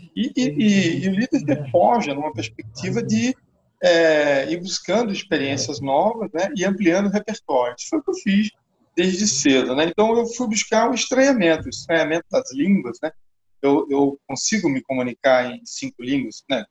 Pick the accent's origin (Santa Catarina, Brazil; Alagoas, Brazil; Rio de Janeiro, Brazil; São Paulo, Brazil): Alagoas, Brazil; Maceió; eu nasci aqui em Maceió, né, nesse lugar privilegiado aqui do Nordeste brasileiro